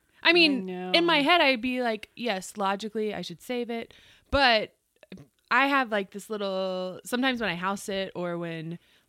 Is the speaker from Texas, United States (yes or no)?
yes; Frisco, Texas, United States; also born or lived in Dallas, Texas; I am a true Frisco person.